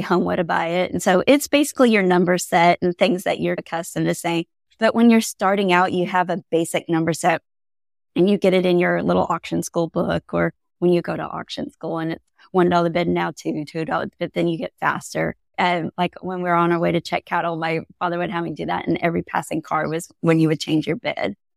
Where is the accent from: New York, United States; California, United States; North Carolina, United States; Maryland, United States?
California, United States; Central Coast of; moved away as an adult; also born or lived in Iowa; I grew up in Central Coast of California